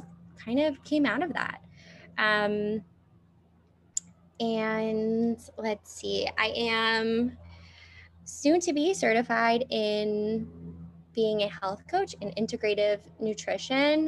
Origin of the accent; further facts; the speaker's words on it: Fort Lauderdale, Florida, United States; I grew up in South Florida, Fort Lauderdale specifically.